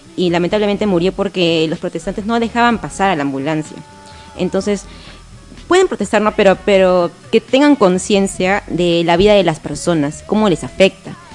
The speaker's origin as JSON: {"language": "Spanish", "region": "Tacna", "country": "Peru", "tie": "born or raised there", "said": "Nací en Tacna"}